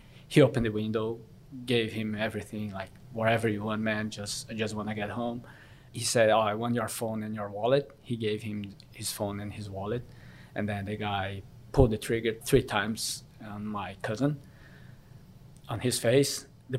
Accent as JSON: {"language": "English", "region": "São Paulo", "country": "Brazil", "tie": "born or raised there", "first_language": "Korean", "second_language": "English", "moved": "as an adult", "lives_now": "Gold Coast, Australia", "said": "I'm from Brazil, from São Paulo, more precisely a massive city. Probably the financial capital of Brazil."}